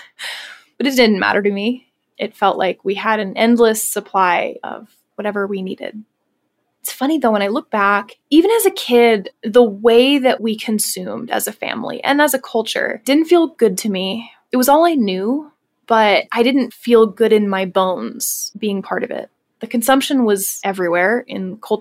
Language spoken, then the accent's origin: English; Pennsylvania, United States; My twin brother and I were born and raised in Pennsylvania